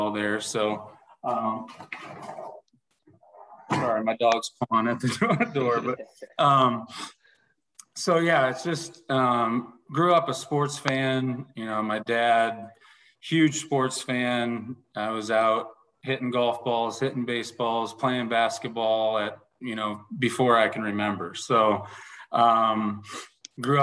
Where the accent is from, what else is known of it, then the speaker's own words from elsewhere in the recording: Massillon, Ohio, United States; moved away as an adult; now in West Des Moines, United States; I grew up in Massillon, Ohio, Northeast Ohio, 60 miles south of Cleveland